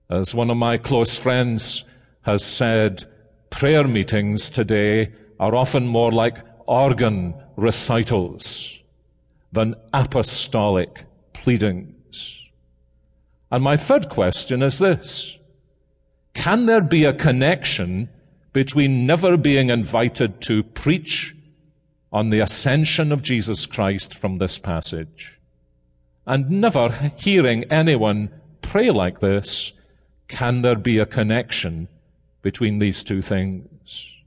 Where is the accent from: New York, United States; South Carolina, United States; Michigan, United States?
South Carolina, United States; Columbia; After all, I'm from Columbia, South Carolina.